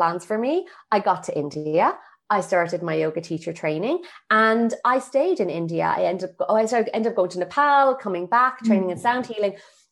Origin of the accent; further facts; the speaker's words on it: Ireland; I got back to Ireland and I was back in my hometown